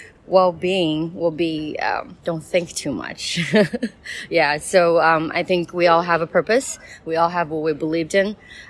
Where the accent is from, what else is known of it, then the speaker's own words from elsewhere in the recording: Taiwan; I'm from Taiwan.